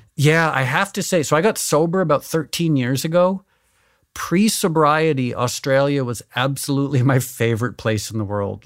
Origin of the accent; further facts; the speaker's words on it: Connecticut, United States; also born or lived in New York City; I was born in New York, but I grew up in Connecticut